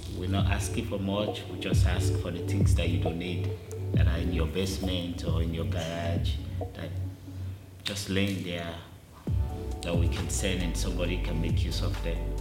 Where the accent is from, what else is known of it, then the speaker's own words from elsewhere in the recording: Sierra Leone; moved away; I'm from Africa. I was born and raised, and I was raised in the lowest community